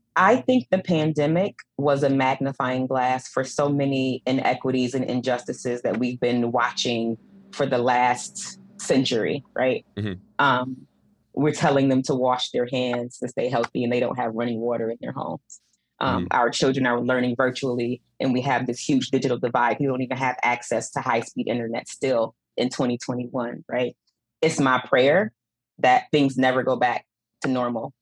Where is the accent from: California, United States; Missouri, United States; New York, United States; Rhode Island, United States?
New York, United States; Buffalo; I'm from Buffalo. I grew up here, grew up poor.